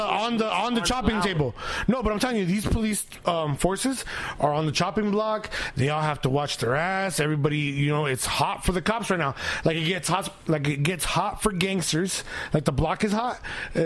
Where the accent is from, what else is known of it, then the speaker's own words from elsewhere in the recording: United States; Because I'm an American. I'm a fucking person.